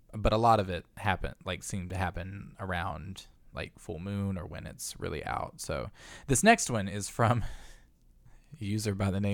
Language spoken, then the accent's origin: English; Kingman, Arizona, United States; So as a teen growing up in Kingman, which is where this area where this all takes place, Kingman is where Luana Canyon is.